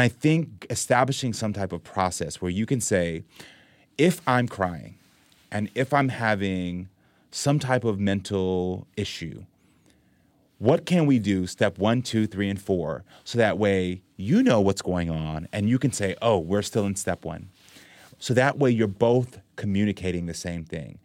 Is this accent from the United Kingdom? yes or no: no; Jamaica; now in United States; we're both Jamaican